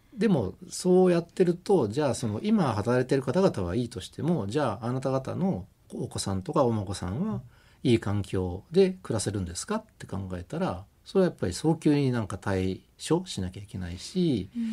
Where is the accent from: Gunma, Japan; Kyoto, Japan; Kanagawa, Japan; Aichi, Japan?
Kanagawa, Japan; Kamakura or Fujisawa; moved away; 神奈川県の鎌倉とか藤沢あたりで過ごした